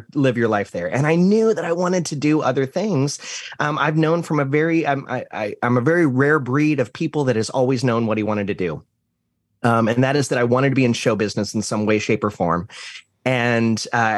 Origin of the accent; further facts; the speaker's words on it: Green, Ohio, United States; moved away; I grew up in a town. It's a city now, but at the time it was a small town of Green, Ohio